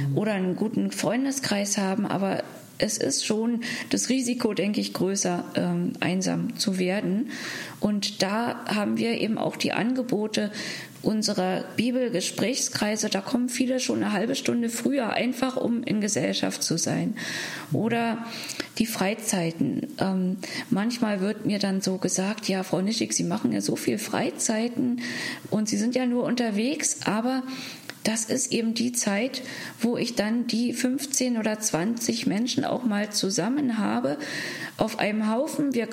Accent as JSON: {"language": "German", "region": "Berlin", "country": "Germany", "tie": "born or raised there", "said": "in meiner Heimatstadt Berlin"}